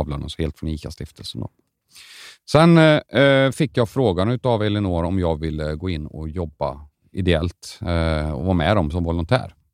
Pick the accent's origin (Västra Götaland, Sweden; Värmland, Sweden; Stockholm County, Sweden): Värmland, Sweden; Karlstad; jag är från Karlstad